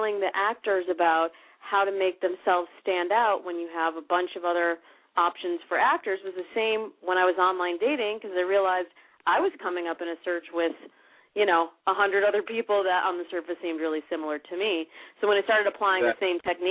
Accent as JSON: {"language": "English", "region": "Midwest", "country": "United States", "moved": "yes", "lives_now": "California, United States", "said": "I come from the Midwest, and I moved out to California"}